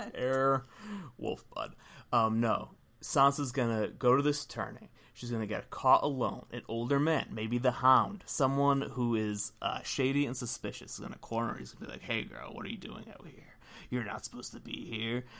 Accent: Philadelphia, Pennsylvania, United States; We're from Philly

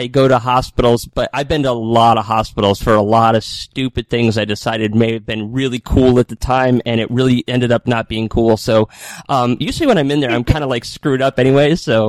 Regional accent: New England, United States; growing up in New England

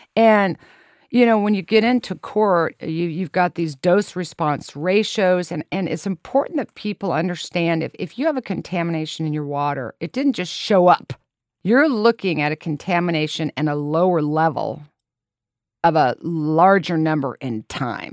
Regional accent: Lawrence, Kansas, United States; I was born and raised in Lawrence, Kansas

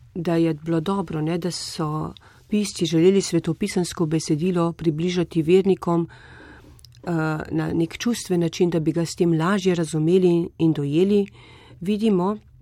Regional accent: Slovenia; smo se Slovenci pogosto zatekali pod marin plašč

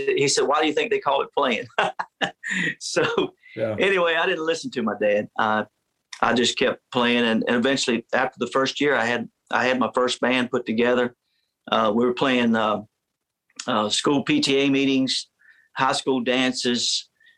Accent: Virginia, United States; I grew up in Virginia

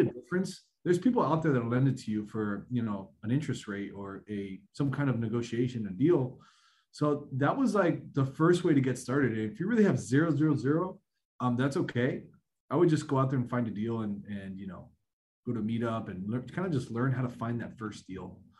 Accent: South Florida, United States; born and raised in South Florida

